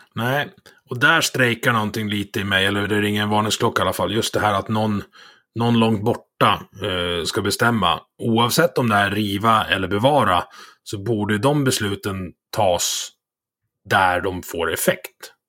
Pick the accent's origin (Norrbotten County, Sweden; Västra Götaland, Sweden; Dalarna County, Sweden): Dalarna County, Sweden; sjön där, där jag, där jag är uppvuxen.